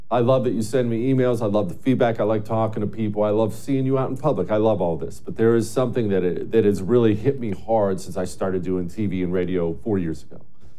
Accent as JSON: {"language": "English", "region": "Montana", "country": "United States", "tie": "born or raised there", "moved": "yes", "said": "I love rural America. I love the countryside. I grew up in Montana"}